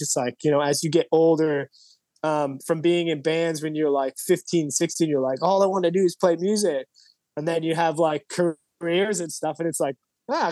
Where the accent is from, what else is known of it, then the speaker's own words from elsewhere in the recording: Toronto, Ontario, Canada; moved away as an adult; now in Sydney, Australia; I'm actually from Toronto